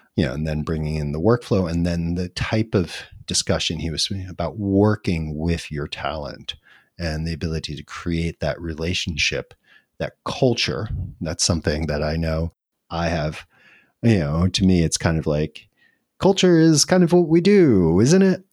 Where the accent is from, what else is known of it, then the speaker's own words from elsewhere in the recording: New York, United States; I'm a New Yorker.